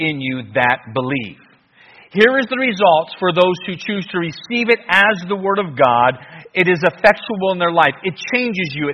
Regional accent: United States; I'm from America

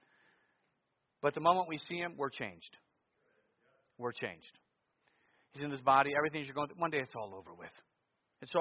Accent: United States; being an American

